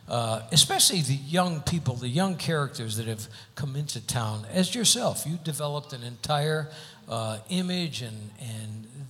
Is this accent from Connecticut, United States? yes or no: yes; Hartford, Connecticut, United States; now in Las Vegas, United States; my hometown of Hartford, Connecticut.